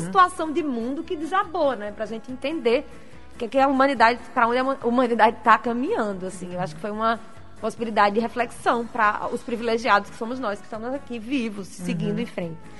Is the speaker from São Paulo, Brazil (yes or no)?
no; Natal, Rio Grande do Norte, Brazil; moved away as an adult; also born or lived in Rio de Janeiro; a gente é natalense